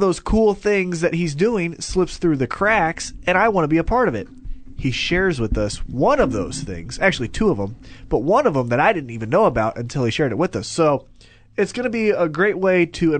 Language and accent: English; Kansas City, Missouri, United States; Hey, we're from Kansas City